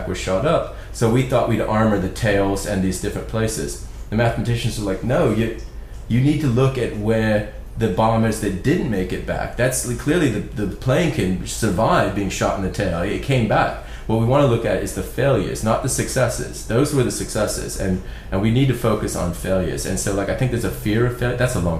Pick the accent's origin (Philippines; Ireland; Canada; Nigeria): Ireland; So I'm from Ireland, and like, Ireland's kind of like the poor relations of England.